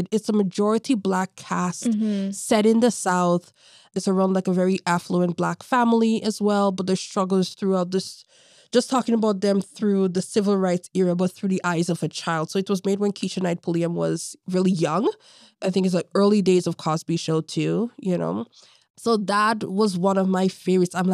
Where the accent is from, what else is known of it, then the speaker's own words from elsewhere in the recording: Toronto, Ontario, Canada; As a little kid growing up in Toronto, I remember I did a summer camp at Davenport, Perth, and he was working there.